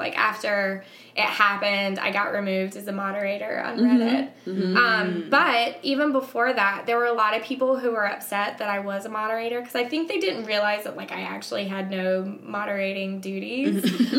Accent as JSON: {"language": "English", "region": "the South", "country": "United States", "tie": "born or raised there", "said": "even though I was raised in the South, my dad was atheist."}